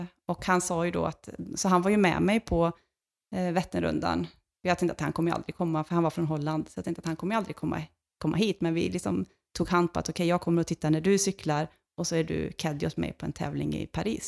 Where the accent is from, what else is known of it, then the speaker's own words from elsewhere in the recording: Lidköping, Västra Götaland, Sweden; hemma i Lidköping, där jag kommer ifrån